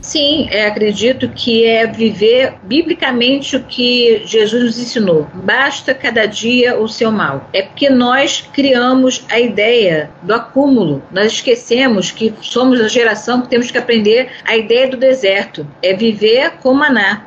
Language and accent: Portuguese; Brazil; nós, como brasileiros